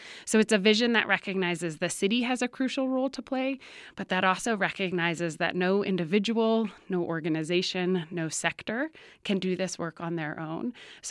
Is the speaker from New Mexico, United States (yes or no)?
yes; Albuquerque, New Mexico, United States; I was born and raised here in Albuquerque. I'm the third of four kids